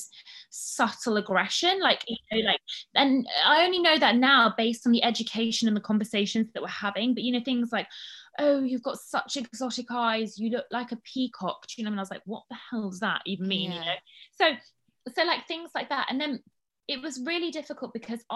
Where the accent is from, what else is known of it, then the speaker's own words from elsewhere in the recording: London, United Kingdom; accent: well-spoken English; also born or lived in United States; we were growing up in London, in North London.